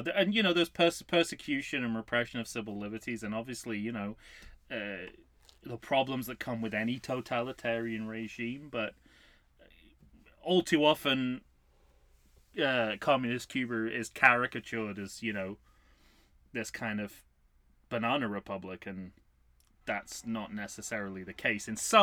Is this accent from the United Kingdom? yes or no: yes; United Kingdom; I'm British